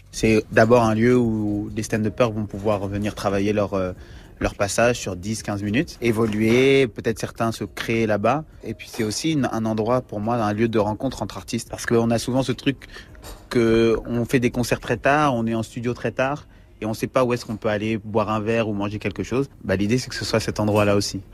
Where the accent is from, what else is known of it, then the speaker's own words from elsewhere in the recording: France; nous, en tant que Français